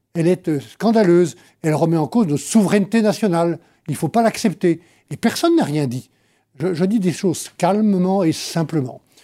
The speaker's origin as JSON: {"language": "French", "area": "Savoie", "region": "Auvergne-Rhône-Alpes", "country": "France", "said": "depuis la Savoie, que j'ai gérée pendant 17 ans"}